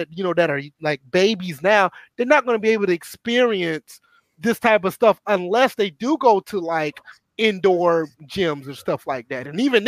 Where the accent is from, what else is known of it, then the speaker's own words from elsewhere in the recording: Georgia, United States; I mean, I'm from the south, so I'm from Georgia.